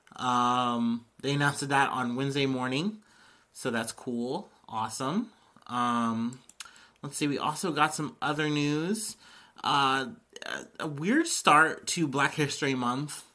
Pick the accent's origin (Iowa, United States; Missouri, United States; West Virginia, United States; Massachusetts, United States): Missouri, United States; I was born in Missouri